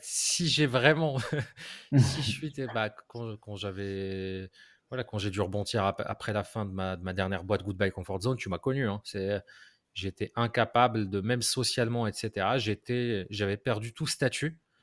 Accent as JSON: {"language": "French", "country": "Morocco", "tie": "born or raised there", "moved": "yes", "lives_now": "France", "said": "j'ai grandi au Maroc"}